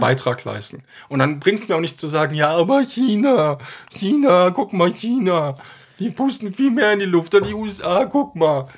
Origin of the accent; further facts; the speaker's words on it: Germany; als Deutsche